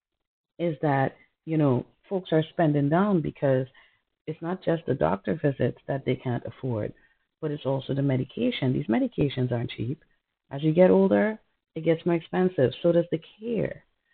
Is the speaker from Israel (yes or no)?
no; Trinidad & Tobago; moved away; I'm from Trinidad.